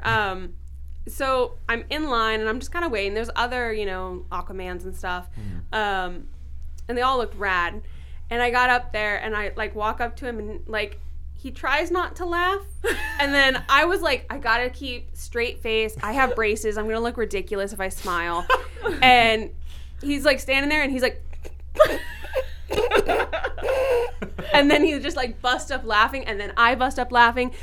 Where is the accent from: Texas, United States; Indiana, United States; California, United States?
California, United States; San Diego; It's my hometown.